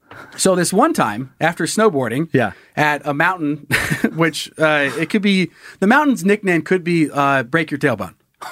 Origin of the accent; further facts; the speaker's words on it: Sun Valley, Idaho, United States; also born or lived in Salmon, Idaho / Coeur d'Alene, Idaho; my hometown of Sun Valley, Idaho